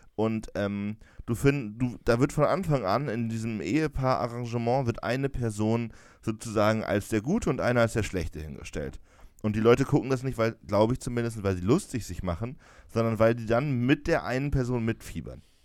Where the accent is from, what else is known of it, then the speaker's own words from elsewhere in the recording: Jena, Thuringia, Germany; bei uns in Jena